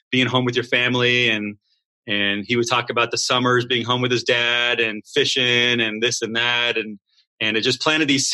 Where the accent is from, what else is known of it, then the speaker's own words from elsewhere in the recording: Southern California, United States; moved away as an adult; I'm from Southern California